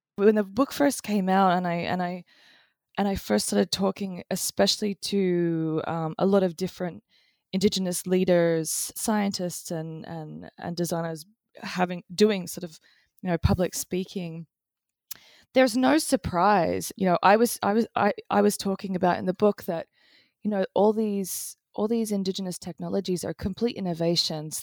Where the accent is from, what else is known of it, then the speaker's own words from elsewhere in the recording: Australia; I grew up in Australia in the eighties